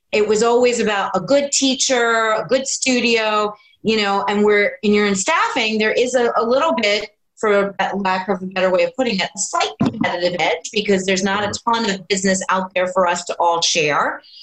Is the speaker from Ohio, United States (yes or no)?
no; New Jersey, United States; moved away as an adult; also born or lived in New York City; I was born and raised in New Jersey